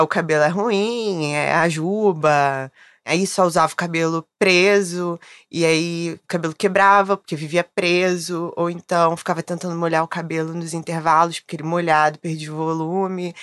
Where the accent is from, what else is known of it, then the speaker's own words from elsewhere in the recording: Rio de Janeiro, Brazil; Sou carioca